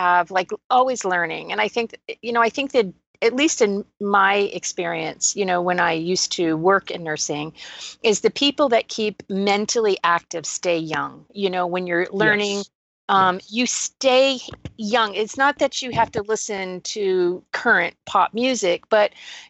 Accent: New England, United States; now in Texas, United States; I was born in New England

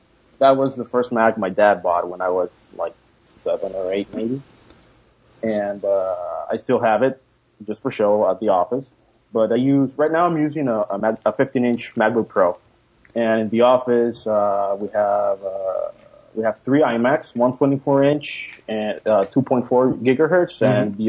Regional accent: Panama; From Panama.

